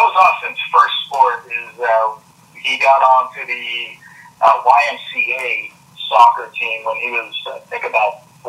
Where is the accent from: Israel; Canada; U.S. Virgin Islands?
U.S. Virgin Islands; Charlotte Amalie; also born or lived in Jacksonville, Florida / Lakeland, Florida; now in Florida, United States; Well, originally I was born in St. Thomas in the Virgin Islands, but I currently reside between Jacksonville and Lakeland.